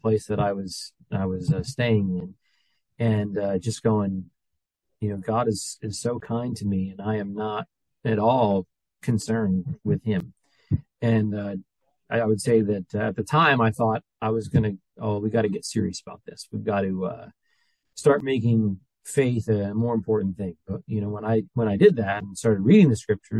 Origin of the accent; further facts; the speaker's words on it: New Jersey, United States; moved away; I'm from New Jersey